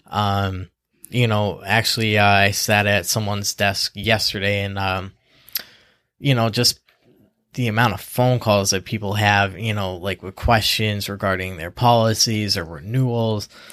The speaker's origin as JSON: {"language": "English", "town": "Easthampton", "region": "Massachusetts", "country": "United States", "tie": "born or raised there", "said": "I'm born and raised in East Hampton."}